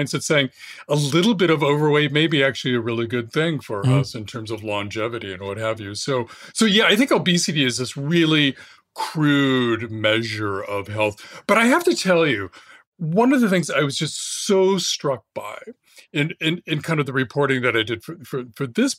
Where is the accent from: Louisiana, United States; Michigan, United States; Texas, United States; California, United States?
California, United States; Fresno; I grew up in California, Fresno, for my early teens in the Central Valley